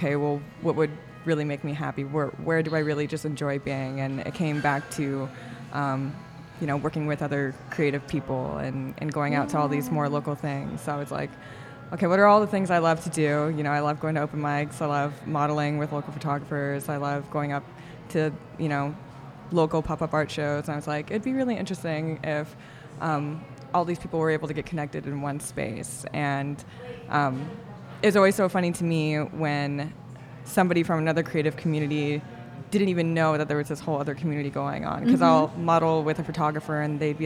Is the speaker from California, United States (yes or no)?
yes; Sacramento, California, United States; moved away as an adult; also born or lived in Italy; now in San Diego, United States; I was born in Sacramento, moved here to go to Cal State San Marcos in North County